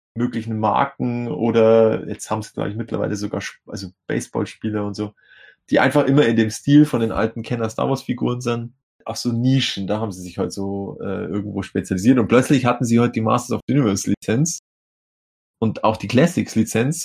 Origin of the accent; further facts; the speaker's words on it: Vaterstetten, Bavaria, Germany; also born or lived in Grafing bei München; in meinem Heimatort, Vaterstetten